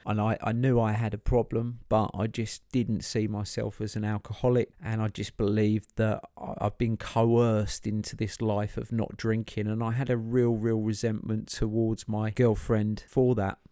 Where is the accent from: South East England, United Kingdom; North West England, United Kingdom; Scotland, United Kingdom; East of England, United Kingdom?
East of England, United Kingdom; Chelmsford; I grew up in Chelmsford in Essex